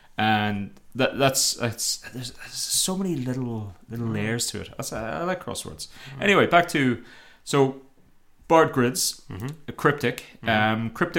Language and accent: English; Ireland; I'm Irish.